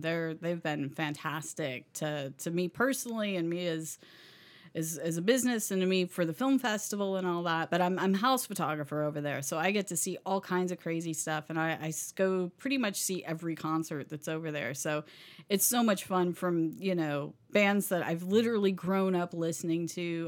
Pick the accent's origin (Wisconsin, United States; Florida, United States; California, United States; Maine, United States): Florida, United States; Seagrove; also born or lived in Panama City Beach; I never said I was from Sea Grove or South Walton